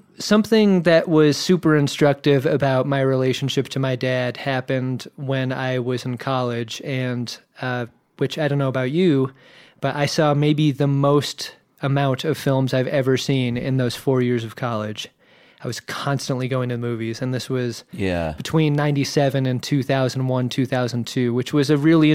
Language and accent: English; Virginia Beach, Virginia, United States; also born or lived in Southern California; Moved across country to Virginia Beach.